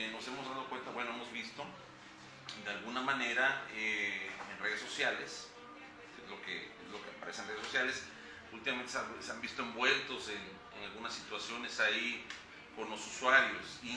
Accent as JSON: {"language": "Spanish", "region": "Veracruz", "country": "Mexico", "said": "somos, somos de aquí de Veracruz"}